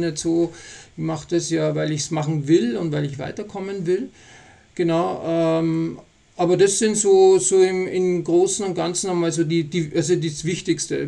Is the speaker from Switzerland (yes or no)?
no; Austria; now in Bavaria, Germany; ich bin ja Österreicher auch und wohne ja in Bayern